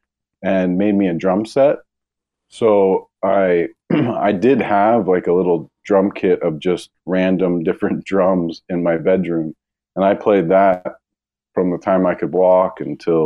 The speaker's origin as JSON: {"language": "English", "town": "Hershey", "region": "Pennsylvania", "country": "United States", "tie": "born or raised there", "also_born_or_lived": "Camp Hill, Pennsylvania", "moved": "yes", "said": "I grew up in Pennsylvania, central Pennsylvania. Was born in Camp Hill, Pennsylvania, and then lived and grew up in Hershey, Pennsylvania."}